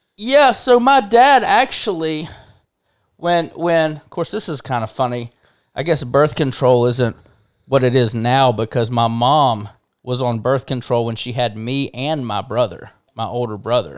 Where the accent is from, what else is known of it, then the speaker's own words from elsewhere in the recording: Hoover, Alabama, United States; also born or lived in Montgomery, Alabama / Nashville, Tennessee; born in Montgomery, uh, you know, southern, more southern Alabama. Sh- quickly after being born, we moved up to Birmingham, um, and lived in in Hoover most of my life